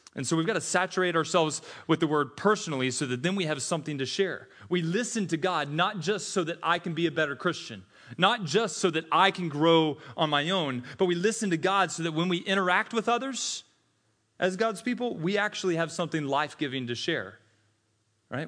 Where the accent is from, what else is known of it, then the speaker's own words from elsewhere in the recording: Tennessee, United States; also born or lived in Mississippi; I'm from Tennessee, was born in Mississippi, so we say y'all there.